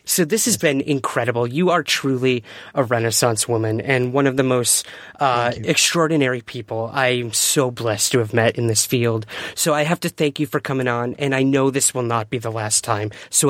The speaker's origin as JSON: {"language": "English", "town": "Syracuse", "region": "New York", "country": "United States", "said": "just because I'm from Syracuse"}